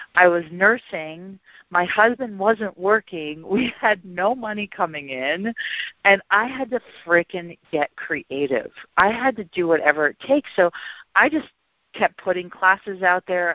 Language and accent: English; Milwaukee, Wisconsin, United States; also born or lived in South America; I was born and raised in Milwaukee, and when I got out of college and left South America, I went back there